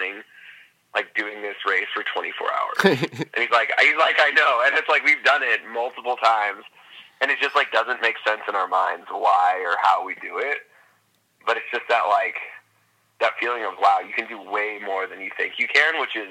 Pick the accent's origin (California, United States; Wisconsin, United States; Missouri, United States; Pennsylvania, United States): California, United States; Fresno; also born or lived in Los Angeles; originally I'm from California. Grew up there. And then grew up in Fresno, which is, like, Central California.